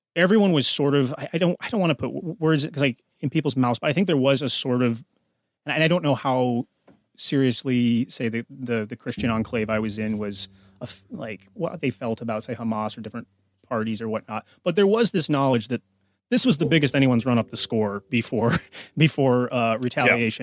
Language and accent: English; United States; as an American